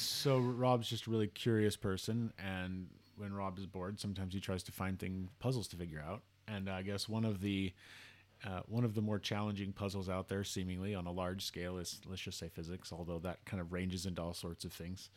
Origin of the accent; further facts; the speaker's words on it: Salt Lake City, Utah, United States; I grew up in the Salt Lake area. I still live in the Salt Lake area in Utah